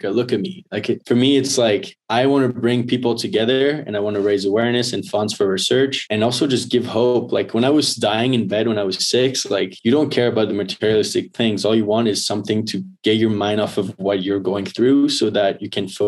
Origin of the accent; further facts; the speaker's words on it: Northeast, United States; I came from the Northeast where it's like. You know, playing juniors and stuff.